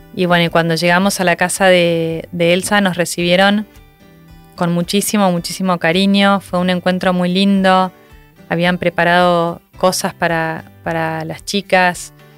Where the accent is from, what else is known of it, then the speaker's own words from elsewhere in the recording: Argentina; moved away as an adult; yo me fui a vivir afuera de Argentina con mi marido